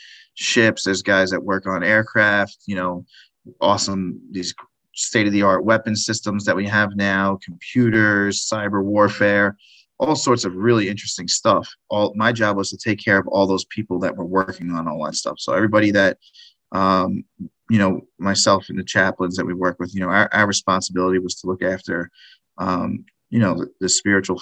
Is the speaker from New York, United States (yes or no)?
yes; Long Beach, New York, United States; moved away as an adult; also born or lived in Japan; now in Jacksonville, United States; I'm originally from Long Beach, New York. It's a suburb of New York City on the South Shore of Long Island. It's a beach town. It was great growing up there.